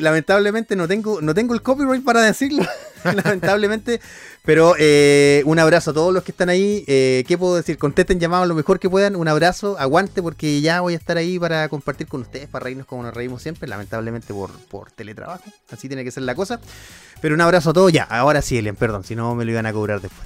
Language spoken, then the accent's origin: Spanish; Coelemu, Ñuble, Chile; yo soy de Coelemo